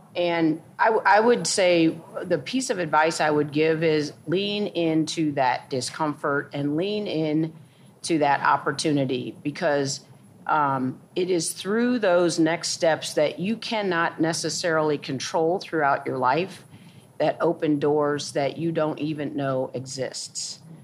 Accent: St. Louis, Missouri, United States; moved away as an adult; also born or lived in New York; I grew up in St. Louis, Missouri

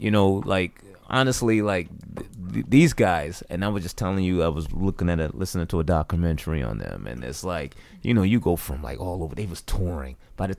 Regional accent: Hartford, Connecticut, United States; also born or lived in Farmington, Connecticut; growing up in Hartford, but she had me going to a Farmington all my life, so it was the best of both worlds.

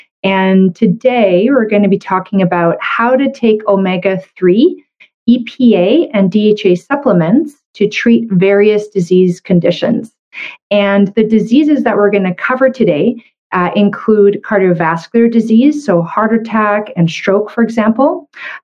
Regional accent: Canada; I'm a Canadian medical doctor

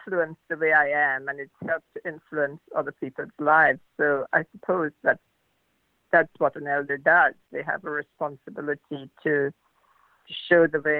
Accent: Guyana; also born or lived in New Zealand; now in Auckland, New Zealand; I was born in Guyana in South America, and I now live in New Zealand

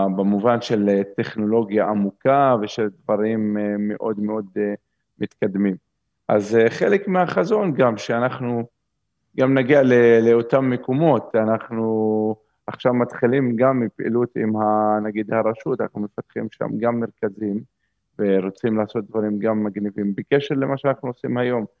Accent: Umm al-Fahm, Haifa District, Israel; moved away as an adult; also born or lived in Zurich, Switzerland; החלטתי שאני חוזר לגור באום אל-פחם, זה המקום שבו גדלתי

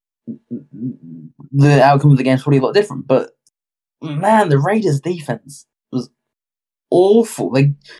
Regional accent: United Kingdom; I'm from Britain.

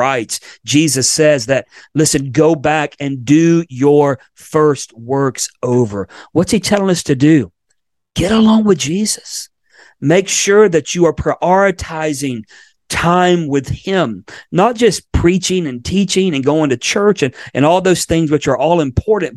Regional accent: Florida, United States; moved away; my home state of Florida, where I was born

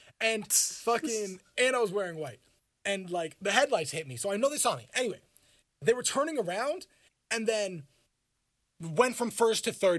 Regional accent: Bromsgrove, West Midlands, United Kingdom; I grew up on Bromsgrove, like, and that's where I've lived, and I lived on Bromsgrove for 20 years

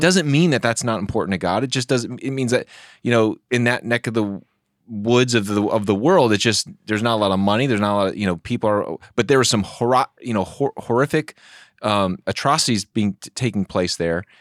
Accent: United States; as American evangelical Christians

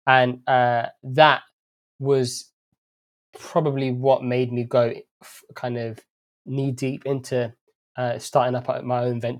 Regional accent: London, United Kingdom; also born or lived in Saudi Arabia; I was actually born in Saudi Arabia, and I have my origins are in Ethiopia, but I was brought up in London from the age of five.

